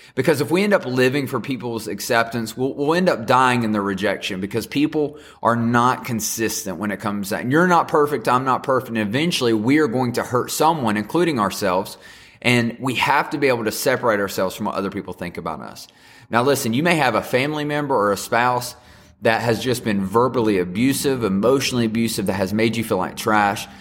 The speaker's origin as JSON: {"language": "English", "region": "the South", "country": "United States", "said": "I'm just from the South and can't say things correctly."}